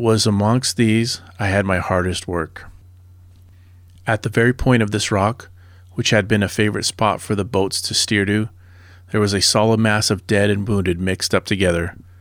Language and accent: English; Southern California, United States; I grew up in Southern California